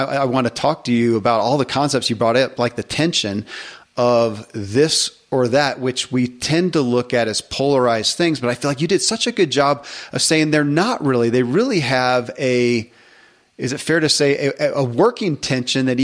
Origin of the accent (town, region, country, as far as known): Kentucky, United States; born or raised there